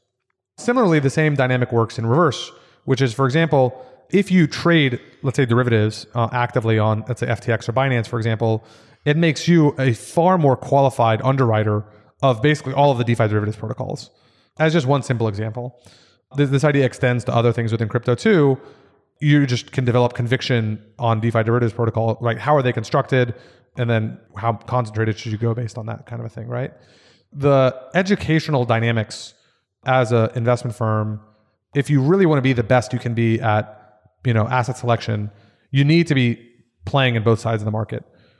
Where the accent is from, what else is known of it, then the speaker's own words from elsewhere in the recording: Austin, Texas, United States; also born or lived in New York; So I grew up in Austin.